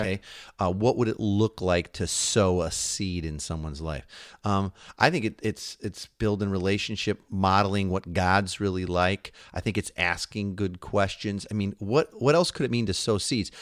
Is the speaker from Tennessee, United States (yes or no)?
no; Chicago, Illinois, United States; also born or lived in Seattle area; now in Seattle, United States; We're from Chicago